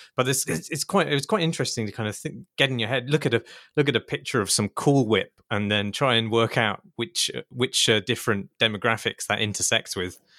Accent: United Kingdom; as a British person

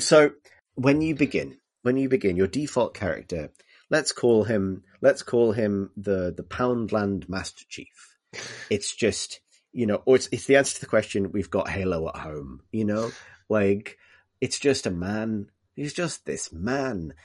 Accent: Liverpool, North West England, United Kingdom; when I was growing up in Liverpool

